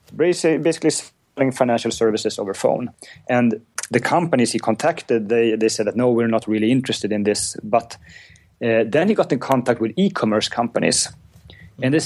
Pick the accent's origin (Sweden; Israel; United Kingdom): Sweden; Uppsala, Uppsala County; I'm from Uppsala, which is uh, about an hour north of Stockholm